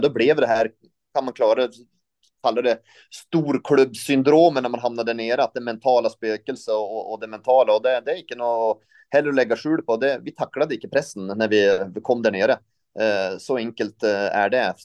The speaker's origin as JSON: {"language": "Swedish", "region": "northern Sweden", "country": "Sweden", "moved": "yes", "lives_now": "Norway", "said": "jag kom från norra Sverige så jag är vant, vant med lite där."}